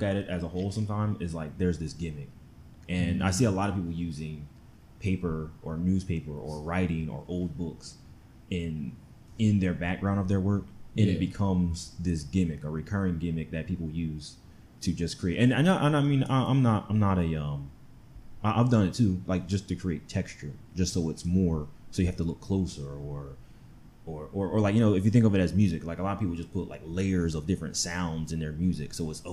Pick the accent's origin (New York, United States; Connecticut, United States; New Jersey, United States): New Jersey, United States; moved away as an adult; also born or lived in Chicago; now in Houston, United States; I am from New Jersey